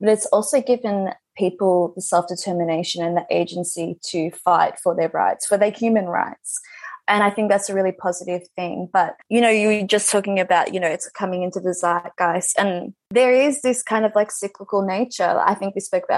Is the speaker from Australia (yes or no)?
yes; Melbourne, Victoria, Australia; I am on Wurundjeri country, which is a part of Melbourne. I've been here my whole life.